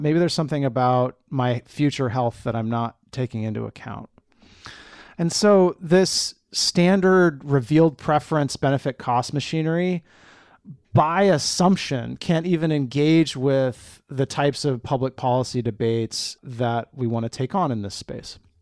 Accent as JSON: {"language": "English", "town": "Eugene", "region": "Oregon", "country": "United States", "tie": "born or raised there", "moved": "yes", "said": "I grew up on the West Coast, specifically in Eugene, Oregon, the track capital of the world, and I'm a proud Eugenian."}